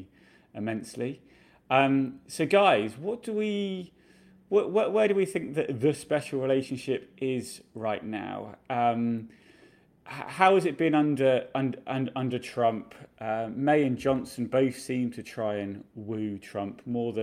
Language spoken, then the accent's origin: English; United Kingdom; moved away as an adult; now in United States; I'm a British journalist living and working in America